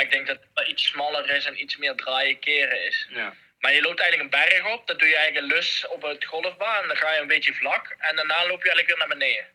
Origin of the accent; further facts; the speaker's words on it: Netherlands; als Nederlander